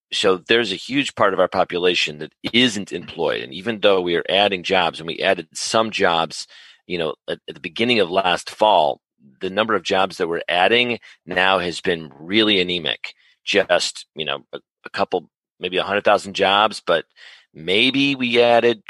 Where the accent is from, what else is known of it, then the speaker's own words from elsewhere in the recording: Chicago, Illinois, United States; now in Atlanta, United States; I'm originally from Chicago, born and raised, native Chicagoan